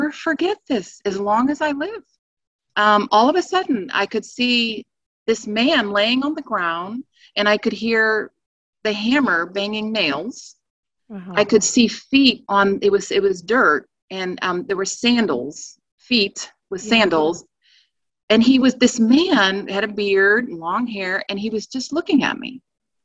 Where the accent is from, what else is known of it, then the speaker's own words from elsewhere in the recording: East Coast, United States; moved away as an adult; now in Virginia, United States; we're originally from the East Coast.